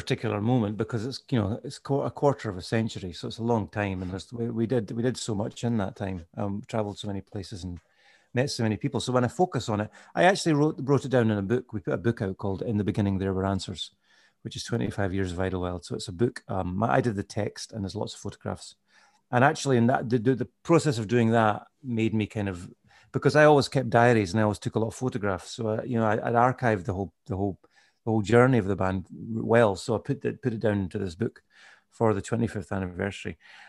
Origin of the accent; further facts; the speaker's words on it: Carnoustie, Scotland, United Kingdom; I don't know if you know where Carnoustie is. It's like, it's on the east coast of Scotland, just north of Dundee.